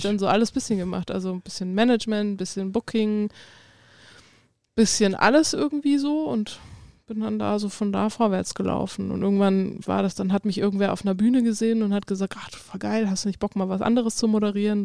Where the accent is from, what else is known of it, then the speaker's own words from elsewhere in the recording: Darmstadt, Hesse, Germany; moved away; ich komme ja ursprünglich aus Darmstadt bei Frankfurt